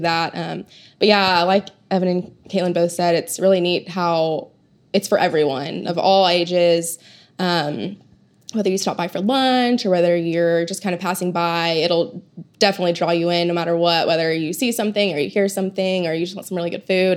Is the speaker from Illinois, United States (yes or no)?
no; Oklahoma City, Oklahoma, United States; I grew up here in Oklahoma City